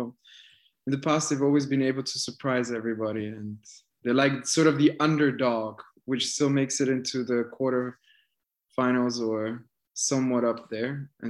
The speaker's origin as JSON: {"language": "English", "region": "Schaffhausen", "country": "Switzerland", "said": "I'm 23 years old. I am from Switzerland. I'm from Schaffhausen, Switzerland. So let's say half an hour north of Zurich, half an hour, 45 minutes."}